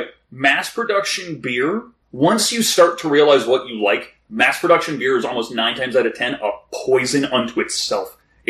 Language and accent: English; the Maritimes, Canada; I'm from the Maritimes.